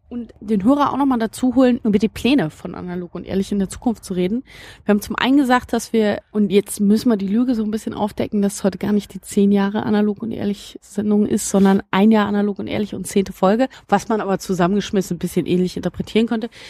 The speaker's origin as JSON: {"language": "German", "region": "Berlin", "country": "Germany", "tie": "born or raised there", "said": "ich stamm ja eben, wie gesagt, also ich bin aufgewachsen in Berlin-Marzahn, so ein äh, Ort, der eben mit irrsinnig vielen Klischees belegt ist"}